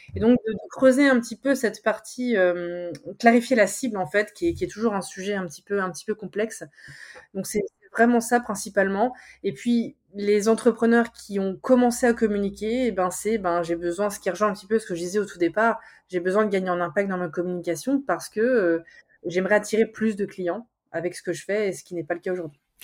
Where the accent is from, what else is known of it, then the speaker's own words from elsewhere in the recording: Charente-Maritime, Nouvelle-Aquitaine, France; moved away as an adult; also born or lived in Nord, France; moi je suis de, je suis de Charente-Maritime. Je suis partie m'exiler dans le Nord six ans